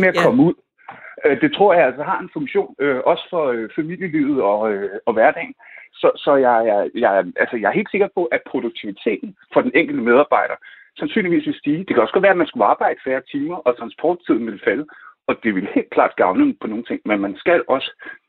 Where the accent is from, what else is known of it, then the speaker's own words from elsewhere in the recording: Nørrebro, Capital Region of Denmark, Denmark; jeg kommer fra Nørrebro